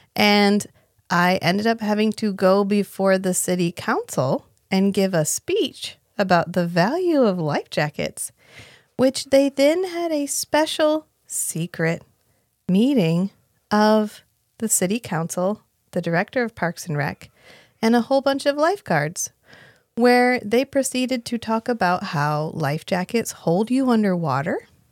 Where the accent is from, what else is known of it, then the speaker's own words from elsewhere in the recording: North Carolina, United States; I'm from North Carolina